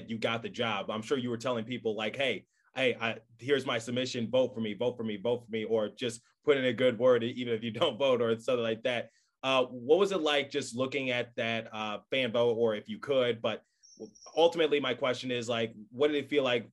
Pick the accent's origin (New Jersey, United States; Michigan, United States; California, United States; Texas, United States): Michigan, United States; Detroit; I grew up in Detroit